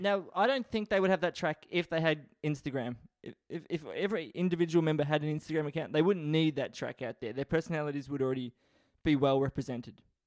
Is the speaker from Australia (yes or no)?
yes; Australia; I was born in Australia.